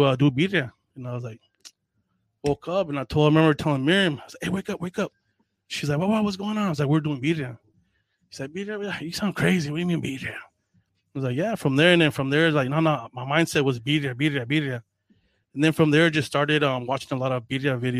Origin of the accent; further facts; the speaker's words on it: North County San Diego, California, United States; I grew up here in North County.